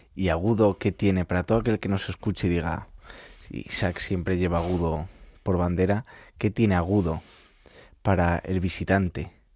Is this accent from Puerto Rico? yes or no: no; El Arenal, Castile and León, Spain; moved away as an adult; now in Madrid, Spain; el Arenal, mi pueblo